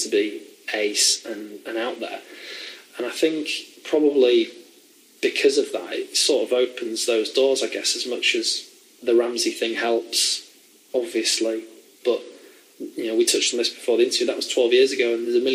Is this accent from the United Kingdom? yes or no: yes; the north of England, United Kingdom; moved away; I was from the north